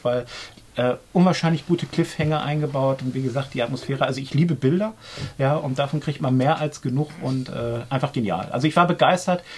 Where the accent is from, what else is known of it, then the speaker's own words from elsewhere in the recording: Germany; Bei uns in Deutschland